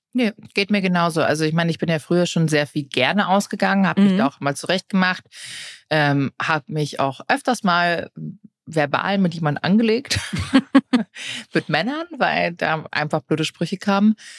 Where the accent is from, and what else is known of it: Germany